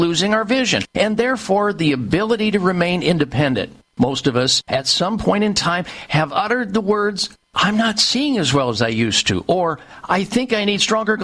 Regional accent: Midwest, United States; I grew up in the Midwest

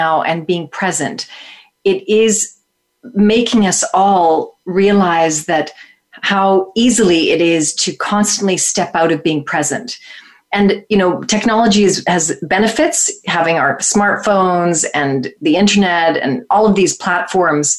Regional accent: Toronto, Ontario, Canada; in my life in Toronto growing up in Canada

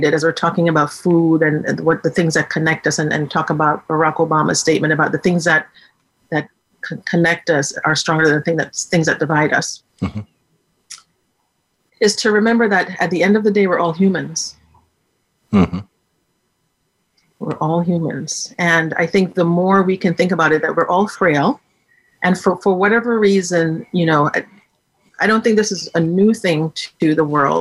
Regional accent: Jamaica; I'm Jamaican by birth.

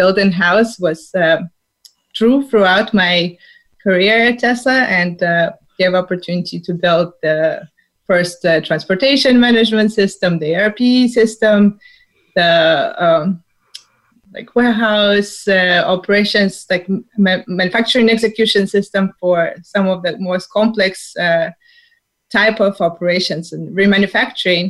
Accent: Saint Petersburg, Russia; moved away as an adult; now in California, United States; I'm from St. Petersburg, Russia. I came to U.S. to sunny California, pursuing my MBA degree

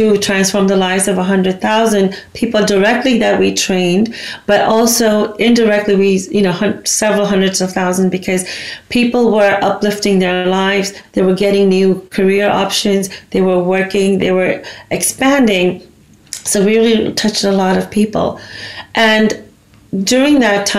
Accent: United States; also born or lived in India; I was born there, but I grew up in the States

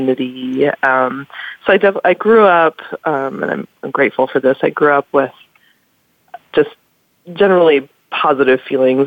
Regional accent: Wisconsin, United States; I grew up in Wisconsin

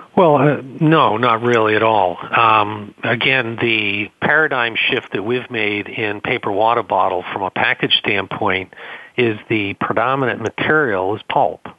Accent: Boston, Massachusetts, United States; accent: Boston; my Boston accent

